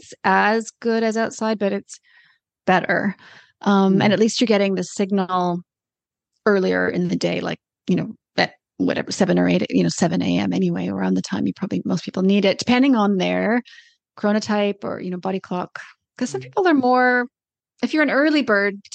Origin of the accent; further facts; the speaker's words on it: Canada; moved away as an adult; also born or lived in Australia; now in New Zealand; I'm Canadian